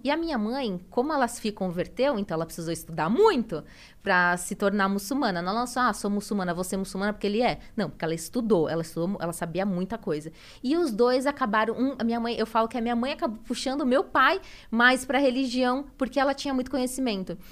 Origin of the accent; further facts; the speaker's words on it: São Paulo, Brazil; moved away as an adult; now in Santa Catarina, Brazil; eu nasci em São Paulo, eu sou paulista, me casei com meu marido, que ele mora lá em Santa Catarina, e fui para lá.